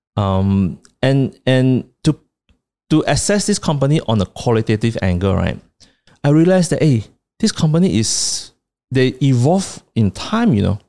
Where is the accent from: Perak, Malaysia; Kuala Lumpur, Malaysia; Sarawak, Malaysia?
Sarawak, Malaysia; Kuching; my hometown Kuching.